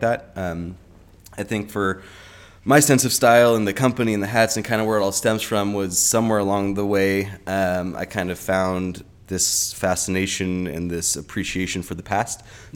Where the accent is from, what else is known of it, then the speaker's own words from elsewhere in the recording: Orange County, California, United States; moved away as an adult; also born or lived in Colorado / Santa Barbara; now in Los Angeles, United States; I grew up in Orange County, and I was born in Colorado